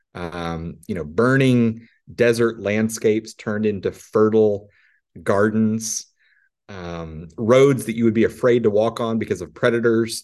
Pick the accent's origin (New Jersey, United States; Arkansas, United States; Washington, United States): Arkansas, United States; I'm from Arkansas